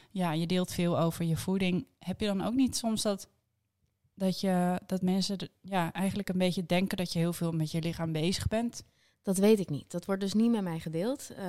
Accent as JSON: {"language": "Dutch", "town": "Amsterdam", "region": "North Holland", "country": "Netherlands", "said": "we komen uit de Jordaan."}